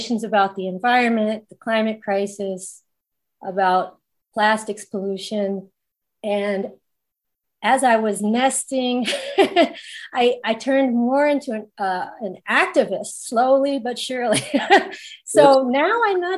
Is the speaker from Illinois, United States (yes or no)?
no; Baltimore, Maryland, United States; also born or lived in Pennsylvania / Philadelphia, Pennsylvania; now in Glendale, United States; grew up in mostly though in Baltimore City